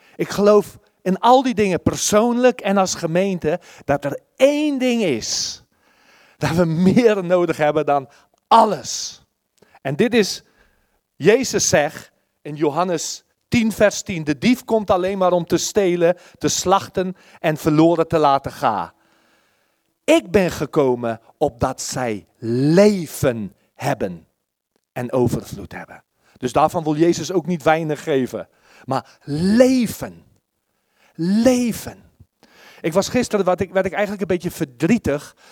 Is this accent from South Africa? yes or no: yes; South Africa; Dutch is a second language; now in Netherlands; ik kom uit Zuid-Afrika